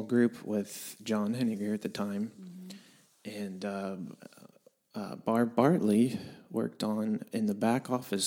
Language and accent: English; Southeast Missouri, United States; also born or lived in St. Louis, Missouri; I was born in St. Louis and actually raised the majority of my life in Southeast Missouri.